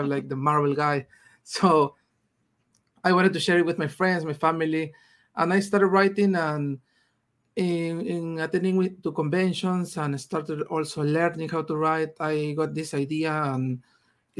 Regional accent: Peru; first language Spanish; English is a second language; I'm from Peru. I'm here in Peru right now.

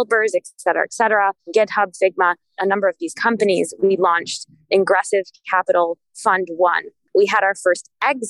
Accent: rural Minnesota, United States; moved away as an adult; also born or lived in Southern California / Ithaca, New York; now in Lagos, Nigeria; I'm originally from rural Minnesota

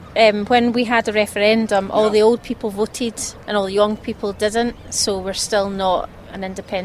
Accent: Burntisland, Scotland, United Kingdom; I'm from Burnt Island in Scotland.

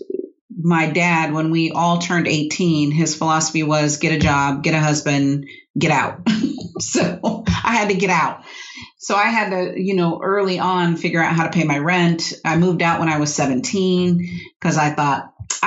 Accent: San Diego, California, United States; I grew up in California, mm-hmm. in San Diego

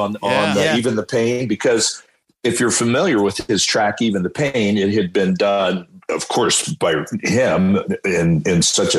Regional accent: County Donegal, Ireland; You know, I'm from Donegal, which is the West Virginia of Ireland, and we're all over the pipes.

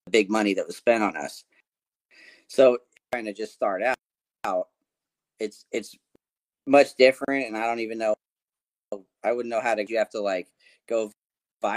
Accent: California, United States; moved away as an adult; also born or lived in Conway, Arkansas / Northwest Arkansas; now in Arkansas, United States; I've lived here for the last 9 years, but I'm from California originally, so I moved here.

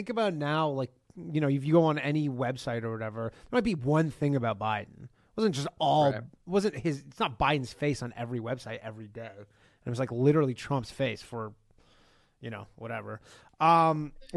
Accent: Canada; I'm from Canada

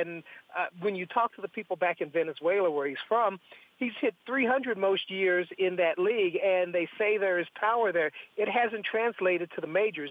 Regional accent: West Virginia, United States; where I grew up in West Virginia

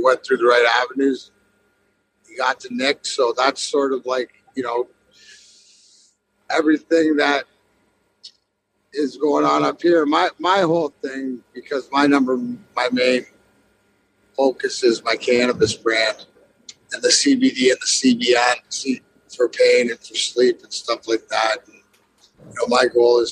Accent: Windsor, Ontario, Canada; now in Detroit, United States; Where I'm from is right across the border. So this outside Windsor. So I've lived over here since 92 and never went home.

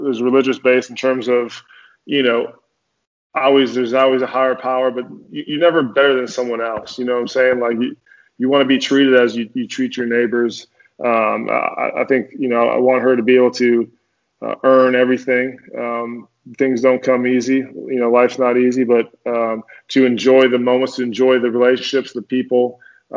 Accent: Minnesota, United States; moved away as an adult; also born or lived in Denver / New York / New Jersey / Tennessee; So I grew up in Minnesota, went to University of Minnesota

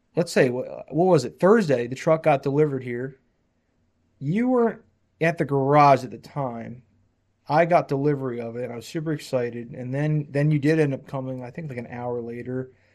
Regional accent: New Jersey, United States; moved away; I came from New Jersey

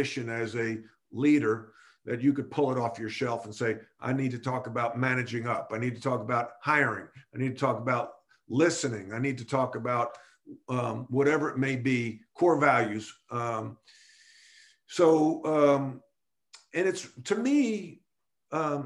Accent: Long Island, New York, United States; moved away as an adult; also born or lived in North Carolina; growing up on Long Island

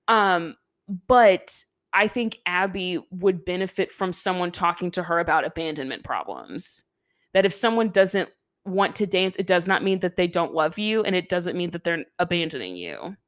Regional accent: the South, United States; we're from the South

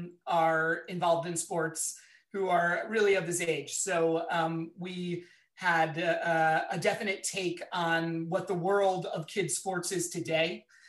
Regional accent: Philadelphia, Pennsylvania, United States; I'm from Philadelphia. So I think it's gotta be the Rocky and all the Rocky movies for me.

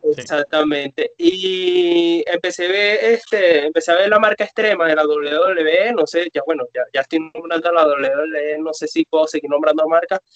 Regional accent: Venezuela; vivimos en un país donde la lucha libre tiene aproximadamente 15 años desaparecida

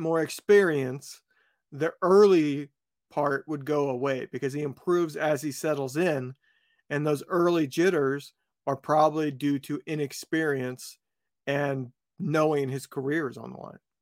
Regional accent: West Lafayette, Indiana, United States; moved away; I grew up where Purdue is, that's my hometown

